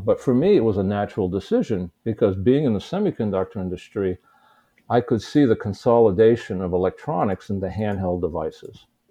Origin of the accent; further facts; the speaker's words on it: United States; also born or lived in Shanghai, China; the American in the Chinese coin markets